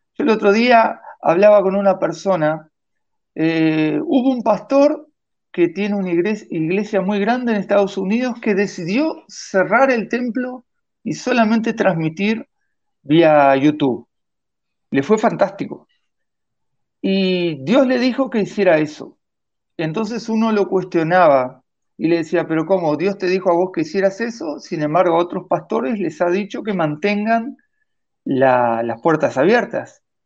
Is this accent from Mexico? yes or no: no; Vichadero, Rivera, Uruguay; now in Montevideo, Uruguay; mi pueblo en Bichadero